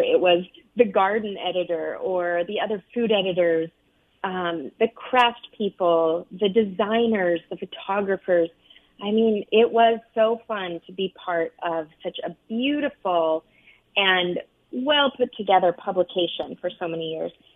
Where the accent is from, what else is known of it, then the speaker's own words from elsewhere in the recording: United States; also born or lived in Arizona / Utah; now in New York, United States; I grew up out west in Arizona and Utah